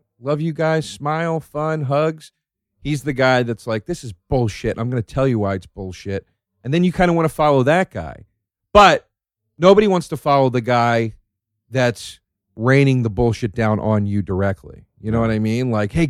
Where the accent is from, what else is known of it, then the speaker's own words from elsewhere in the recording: Philadelphia, Pennsylvania, United States; moved away; we're both from Philly.